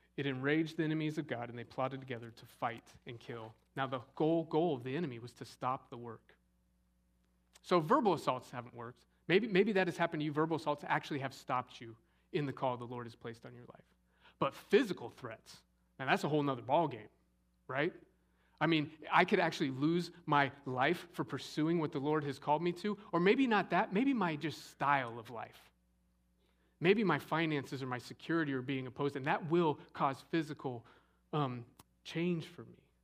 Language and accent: English; Scottsdale, Arizona, United States; growing up in Scottsdale, Arizona